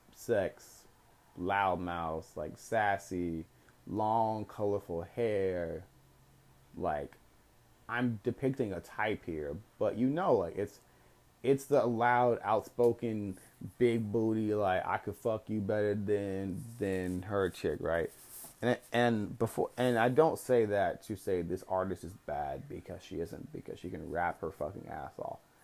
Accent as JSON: {"language": "English", "region": "Texas", "country": "United States", "said": "I'm also from Texas"}